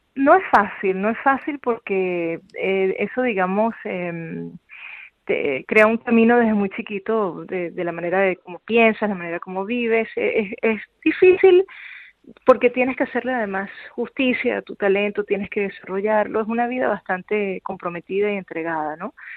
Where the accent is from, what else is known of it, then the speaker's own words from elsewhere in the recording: Venezuela; moved away; yo soy venezolana